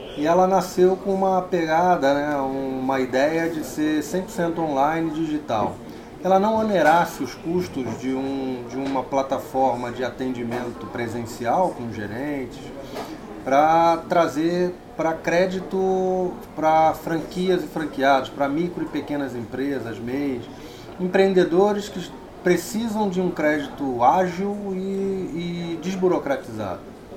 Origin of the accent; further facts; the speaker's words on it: Rio de Janeiro, Brazil; moved away as an adult; now in São Paulo, Brazil; aqui em São Paulo desde 2000, eu sou carioca